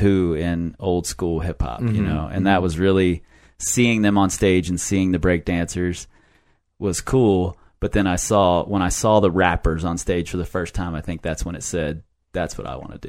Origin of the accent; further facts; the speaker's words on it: Cincinnati, Ohio, United States; I grew up in a neighborhood that was all white, 100% white